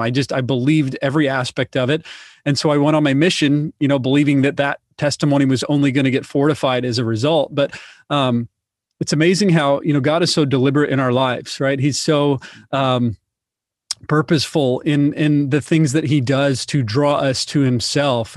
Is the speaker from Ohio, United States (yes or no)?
no; Indiana, United States; I actually grew up in the Midwest, so I'm originally from Indiana